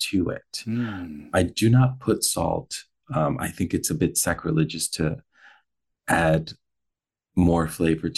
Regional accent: Colombia; moved away; I am from Colombia

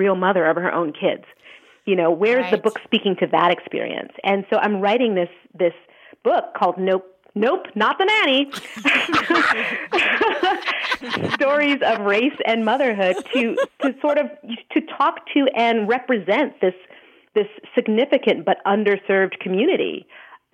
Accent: Montreal, Quebec, Canada; in Montreal about how, which is my hometown

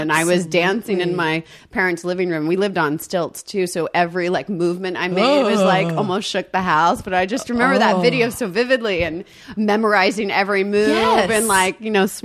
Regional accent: the South, United States; moved away; I'm from the South

